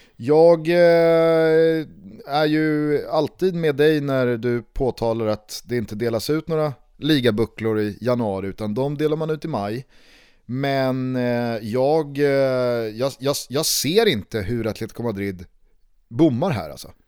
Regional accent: Stockholm, Stockholm County, Sweden; hemma i Vällingby när jag och mamma och pappa och Isak

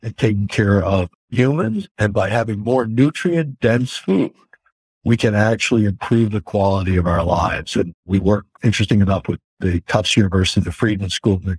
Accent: Woodstock, New York, United States; moved away as an adult; also born or lived in Texas; now in Woodstock, Connecticut, United States; I grew up in Woodstock, New York, headed to California, ended up in Texas

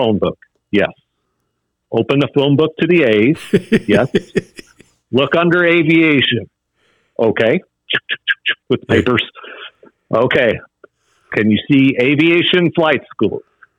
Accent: Fort Worth, Texas, United States; Born and raised in Fort Worth on the east side of Fort Worth, Texas

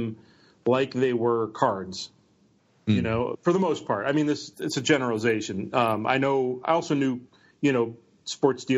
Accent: United States; also born or lived in Milwaukee, Wisconsin; I came from Milwaukee, and when I was 8, my parents moved me up to this town of 1,200 people

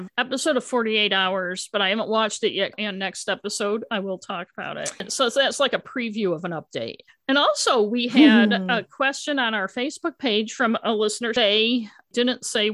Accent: Elmira, New York, United States; now in Maine, United States; we're originally from Elmira, New York, which is in the western part of New York. And even though we haven't lived there most of our lives, our accents live on.

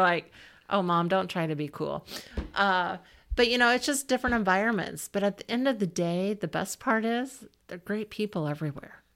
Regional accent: Southwest Iowa, United States; also born or lived in Ames, Iowa / Des Moines, Iowa; I grew up in Southwest Iowa

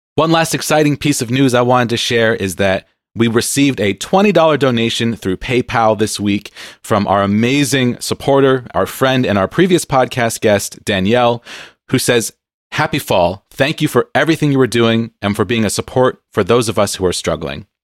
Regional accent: San Diego, California, United States; now in Seattle, United States; I grew up on the West Coast in San Diego, so a lot of beach time when I was a kid

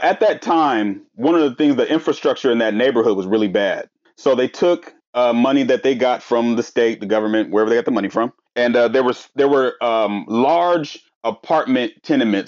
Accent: Portland, Oregon, United States; I grew up in North Portland in the Columbia Villa

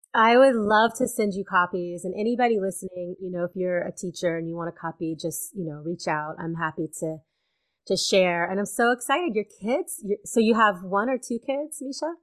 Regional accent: Louisiana, United States; moved away as an adult; also born or lived in Alabama; I grew up in Louisiana, and when I graduated high school, I couldn't leave fast enough

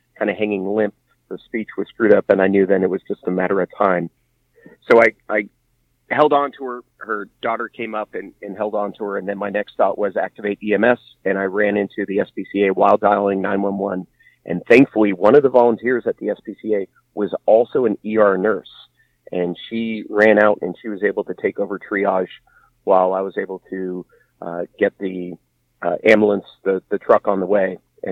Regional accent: San Francisco Bay Area, California, United States; moved away as an adult; I'm originally from the San Francisco Bay Area

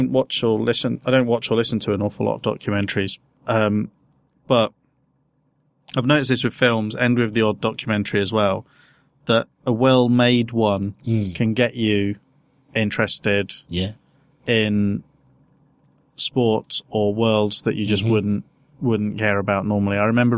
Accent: Peterborough, East of England, United Kingdom; moved away; also born or lived in Southampton; because I grew up in Peterborough.

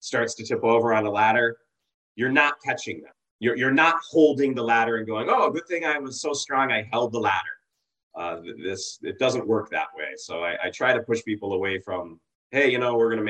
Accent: Massachusetts, United States; I grew up in Massachusetts

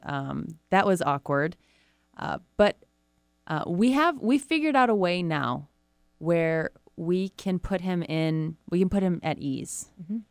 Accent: Rochester, Michigan, United States; Rochester, Michigan, mm. which is where I'm from

